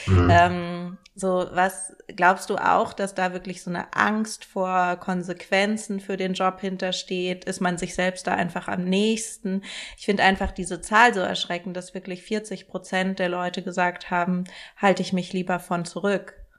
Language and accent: German; Germany; wir sind einfach in Deutschland auch alle in sehr rassistischen Denkstrukturen aufgewachsen